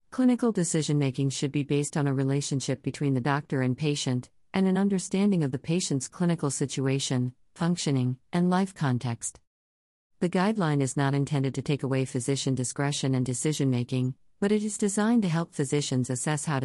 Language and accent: English; Newcastle, Wyoming, United States; I am from Newcastle, Wyoming